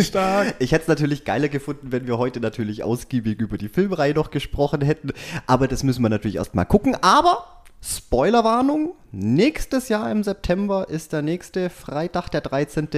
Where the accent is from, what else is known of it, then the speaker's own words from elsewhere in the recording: Swabia, Germany; ich bin ein Schwabe